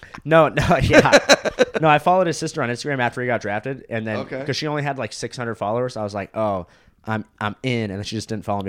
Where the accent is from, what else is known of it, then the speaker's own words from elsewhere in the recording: Florida, United States; born there; also born or lived in California; So I was born in Florida. I lived there for 3 years.